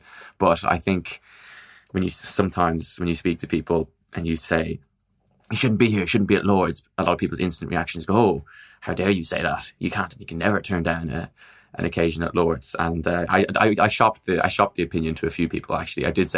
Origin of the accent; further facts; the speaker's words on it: Ireland; as an Irish cricket journalist, you don't necessarily always have a full press box.